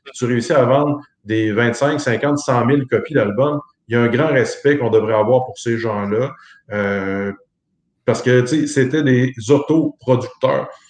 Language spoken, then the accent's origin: French; Montmagny, Quebec, Canada; chez nous, à Montmagny